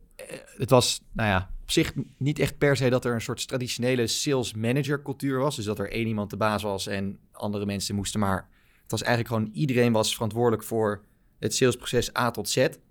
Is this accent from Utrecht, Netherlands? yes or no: yes; Baarn, Utrecht, Netherlands; moved away as an adult; now in Amsterdam, Netherlands; Ik ben opgegroeid in Baarn, klein dorpje, provincie Utrecht